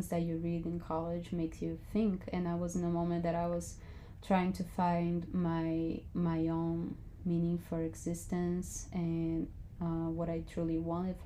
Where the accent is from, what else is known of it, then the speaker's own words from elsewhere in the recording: Brazil; I am from Brazil and I'm 29